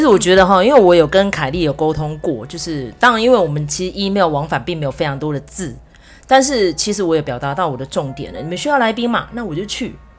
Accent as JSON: {"language": "Chinese", "country": "Taiwan", "tie": "born or raised there", "said": "身为一个在台湾土生土长的中年妇女"}